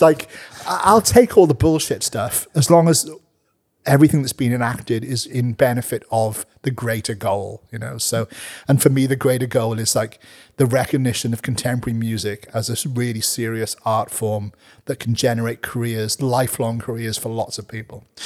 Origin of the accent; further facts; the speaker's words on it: Wales, United Kingdom; now in New Zealand; I am a Welshman, you know, rugby is in my blood